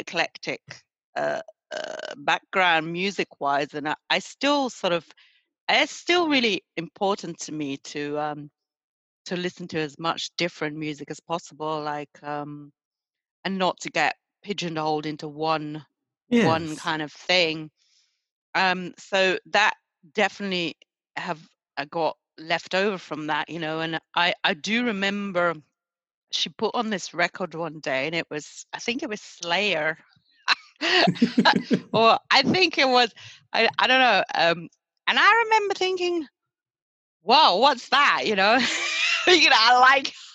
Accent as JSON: {"language": "English", "town": "Antwerp", "region": "Flanders", "country": "Belgium", "tie": "born or raised there", "moved": "yes", "lives_now": "England, United Kingdom", "said": "I grew up in Belgium"}